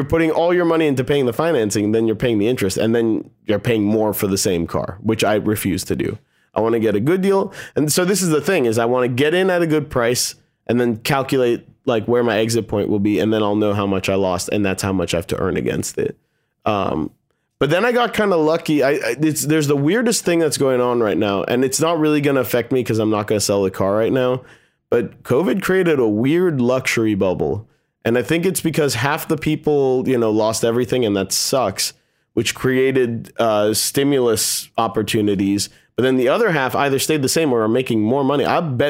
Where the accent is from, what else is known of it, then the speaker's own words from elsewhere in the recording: Bethesda, Maryland, United States; they have this big house that we grew up in Bethesda.